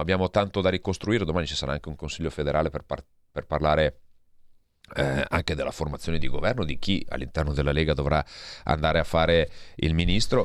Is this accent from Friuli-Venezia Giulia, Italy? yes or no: no; Verbano-Cusio-Ossola, Piedmont, Italy; vengo da una piccola provincia, eh, del Piemonte, vengo dal Verbano Cusio Ossola